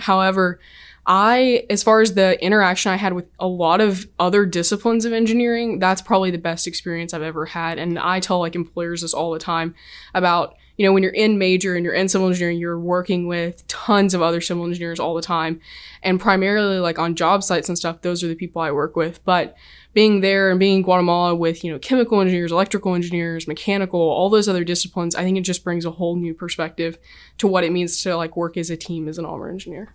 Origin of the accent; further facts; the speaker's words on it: Kentucky, United States; moved away; where I grew up at in Kentucky